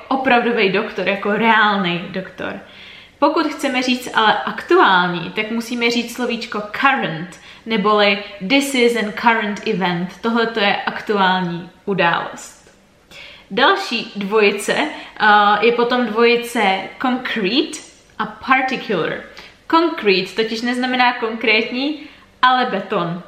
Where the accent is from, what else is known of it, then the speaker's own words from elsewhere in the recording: Czechia; jako Češi